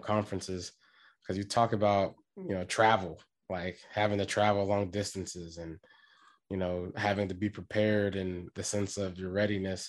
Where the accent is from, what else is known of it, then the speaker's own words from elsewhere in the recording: Washington, United States; moved away; I'm from Washington